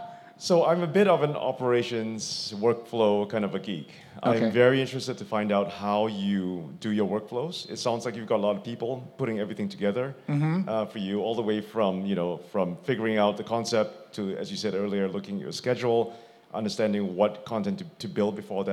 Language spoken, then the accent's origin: English; Singapore; I'm from Singapore.